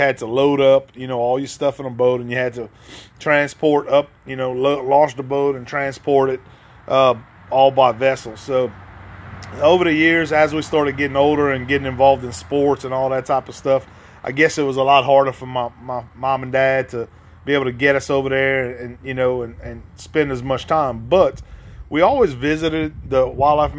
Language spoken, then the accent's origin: English; Ville Platte, Louisiana, United States; now in Gonzales, Louisiana, United States; me growing up in Ville Platte, which was only an hour to 45 minutes away from Marksville